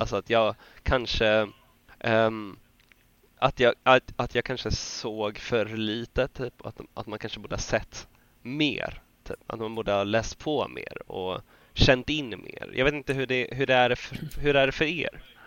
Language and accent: Swedish; Sweden; som svenskar